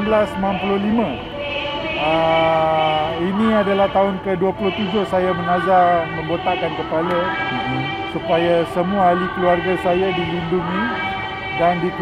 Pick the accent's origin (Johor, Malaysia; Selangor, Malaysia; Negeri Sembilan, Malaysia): Selangor, Malaysia; Klang; Saya daripada Taman Sentosa Perdana Kelang.